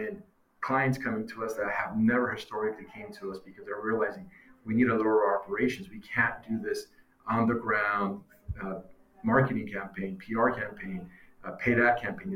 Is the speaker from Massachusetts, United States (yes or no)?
no; Long Beach, California, United States; I'm from Long Beach, California